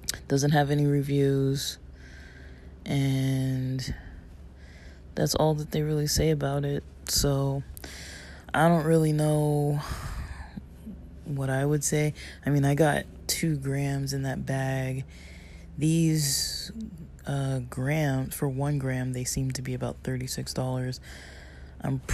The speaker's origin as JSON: {"language": "English", "region": "Southern California", "country": "United States", "tie": "born or raised there", "said": "I'm from SoCal. I mean, I wasn't, like, born here, but I was definitely raised here"}